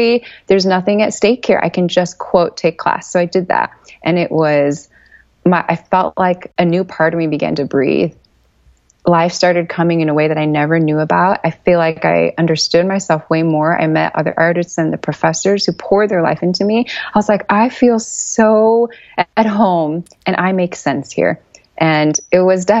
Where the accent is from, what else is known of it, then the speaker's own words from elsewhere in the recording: Chicago, Illinois, United States; I'm a Chicago native